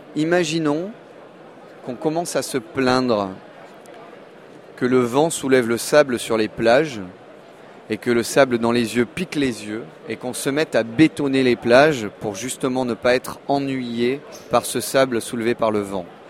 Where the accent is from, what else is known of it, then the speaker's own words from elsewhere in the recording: Monaco; je suis né en 1975 à Monaco